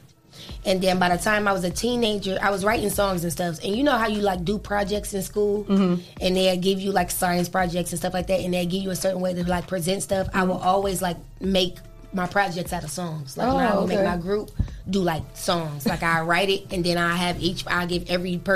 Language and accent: English; Toledo, Ohio, United States; I'm from the south side of Toledo